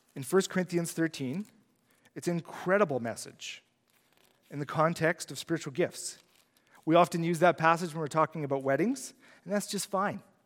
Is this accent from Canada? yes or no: yes; Saskatchewan, Canada; I'm from Saskatchewan, he's from Saskatchewan.